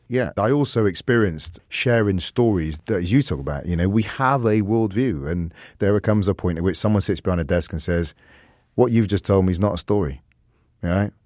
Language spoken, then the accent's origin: English; England, United Kingdom; I'm full English, I'm full Jamaican, I'm full Welsh, and I want to be fullness in my Irishness